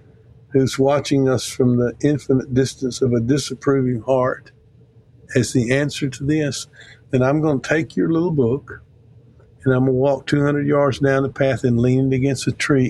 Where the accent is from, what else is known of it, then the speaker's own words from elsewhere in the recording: Mississippi, United States; I'm from Mississippi